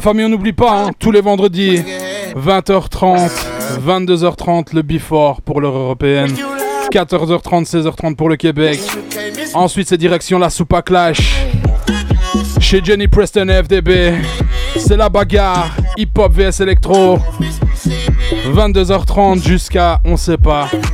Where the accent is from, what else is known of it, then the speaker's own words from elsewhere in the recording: Charleroi, Wallonia, Belgium; Je viens de Charleroi, la famille